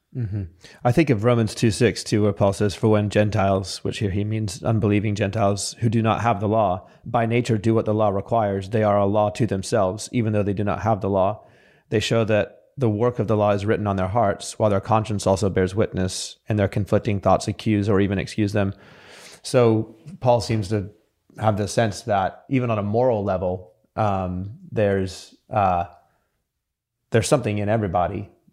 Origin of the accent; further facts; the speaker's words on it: United States; also born or lived in Sydney, Australia; I was born in Sydney, but I grew up in America from the age of seven